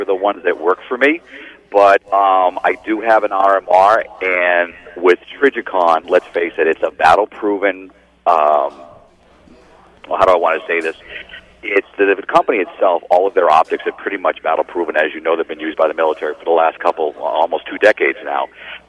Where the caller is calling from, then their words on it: Massachusetts, United States; I am somewhere in a small town out in western Massachusetts.